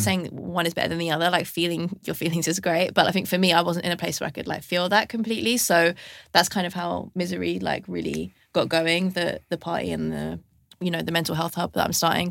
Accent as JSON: {"language": "English", "region": "London", "country": "United Kingdom", "tie": "born or raised there", "said": "I grew up in London"}